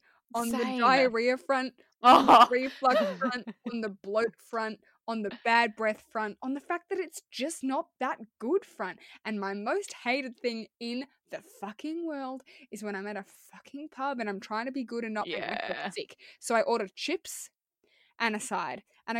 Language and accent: English; United Kingdom; Yeah, but I'm very British and I'm going to cover this later.